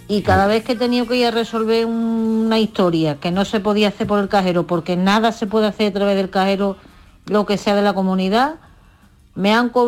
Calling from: Huelva, Andalusia, Spain; de Huelva

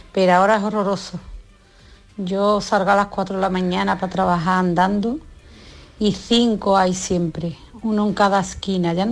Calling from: Seville, Andalusia, Spain; de Sevilla.

